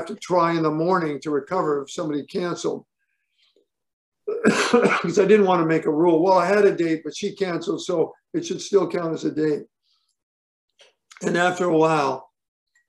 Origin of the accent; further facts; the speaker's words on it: Portland, Oregon, United States; moved away; I grew up in Portland, Oregon.